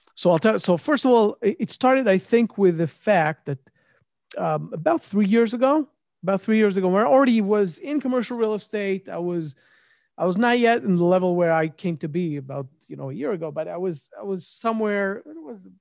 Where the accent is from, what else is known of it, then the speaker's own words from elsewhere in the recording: Israel; moved away; also born or lived in Memphis, United States / New York, United States; I'm originally from Israel